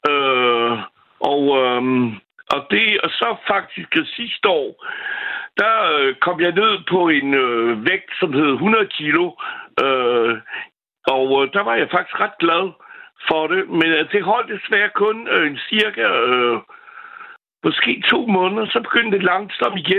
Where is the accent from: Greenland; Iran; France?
France; now in Denmark; Jeg er franskmand